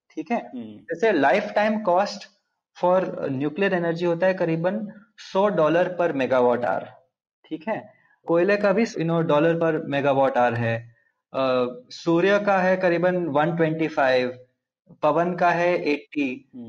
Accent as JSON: {"language": "Hindi", "region": "Andhra Pradesh", "country": "India", "tie": "born or raised there", "second_language": "Hindi", "said": "मैं आंध्र प्रदेश में पला बड़ा हूँ तो मेरी हिंदी थोड़ी रस्टी है"}